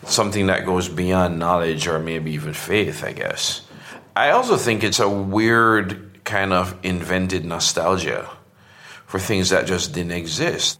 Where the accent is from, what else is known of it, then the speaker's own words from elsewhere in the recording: Portmore, Jamaica; moved away as an adult; I grew up in a suburb outside Kingston called Portmore